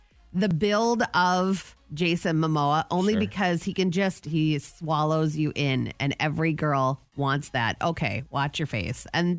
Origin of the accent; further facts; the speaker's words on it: the Halloween capital, Minnesota, United States; I grew up in the Halloween capital